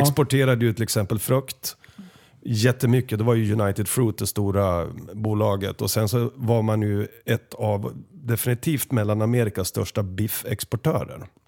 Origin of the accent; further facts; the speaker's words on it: Sweden; oss svenskar